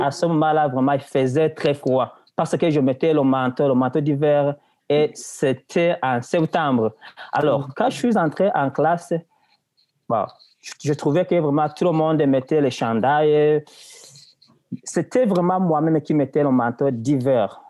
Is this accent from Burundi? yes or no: yes; Burundi; also born or lived in Tanzania / Malawi; now in Quebec, Canada; Avant d'être en Tanzanie, j'étais au Burundi, donc dans mon pays natal